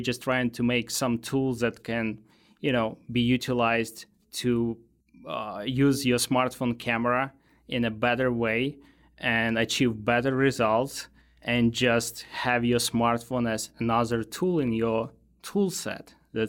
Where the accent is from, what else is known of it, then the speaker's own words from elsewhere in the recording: Ukraine; English is a second language; moved away as an adult; also born or lived in Moldova / Russia; now in United States; Oh, I lived in different countries. So I was actually born in Moldova, then moved to Russia, then to Ukraine.